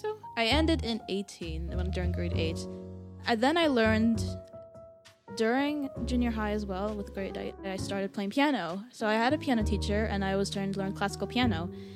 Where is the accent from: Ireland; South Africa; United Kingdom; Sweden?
Sweden; also born or lived in Canada; lived in Sweden, so since I was one.